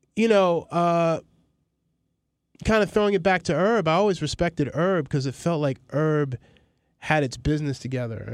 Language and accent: English; New York City, New York, United States; also born or lived in Maryland; I'm from Astoria, from across the street from the projects